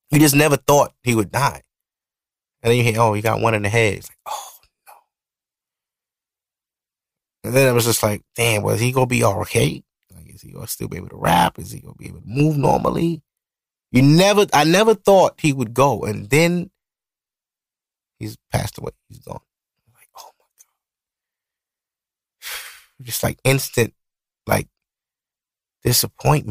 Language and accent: English; New York City, New York, United States; I'm from Brooklyn. You know, I'm from Brooklyn.